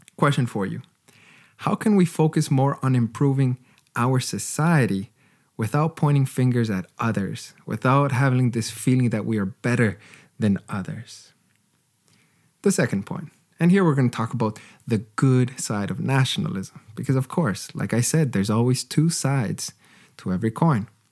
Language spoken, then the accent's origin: English; Canada; As a Canadian